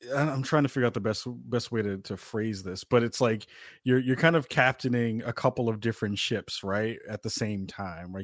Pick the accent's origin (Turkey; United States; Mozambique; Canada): United States; New York City, New York; moved away; myself as a former New Yorker